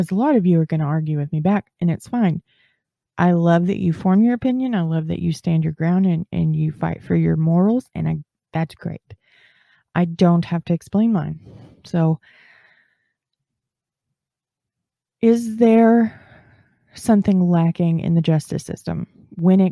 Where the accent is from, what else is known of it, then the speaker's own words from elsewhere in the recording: Texas, United States; I'm from Texas